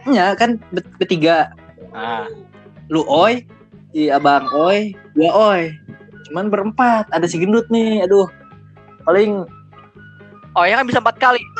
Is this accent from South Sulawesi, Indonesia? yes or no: no; Depok, West Java, Indonesia; also born or lived in Jakarta / Bandung; uh, lahir di Jakarta terus hmm, gede gedenya tuh di Depok sama di Bandung